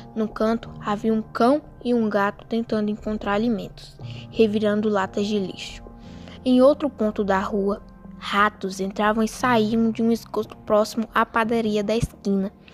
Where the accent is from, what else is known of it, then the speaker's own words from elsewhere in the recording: Espinosa, Minas Gerais, Brazil; sou da cidade de Espinosa, Minas Gerais